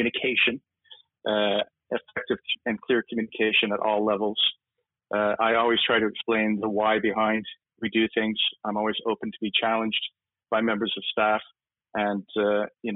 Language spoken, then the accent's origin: English; Canada; now in United Kingdom; Me being Canadian